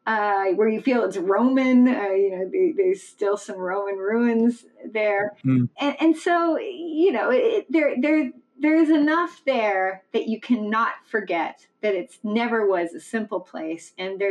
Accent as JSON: {"language": "English", "region": "Berlin", "country": "Germany", "tie": "born or raised there", "said": "I grew up in Berlin as a kid"}